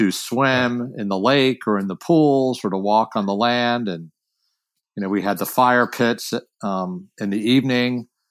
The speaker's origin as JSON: {"language": "English", "town": "Washington", "region": "District of Columbia", "country": "United States", "tie": "born or raised there", "also_born_or_lived": "San Francisco", "moved": "yes", "lives_now": "Northern California, United States", "said": "I grew up in Washington D.C., but I you know, lived in a suburb"}